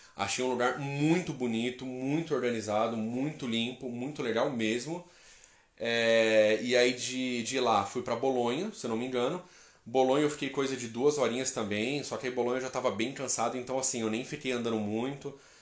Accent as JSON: {"language": "Portuguese", "region": "interior of São Paulo", "country": "Brazil", "accent": "caipira", "said": "eu sou do interior de São Paulo, falo porta"}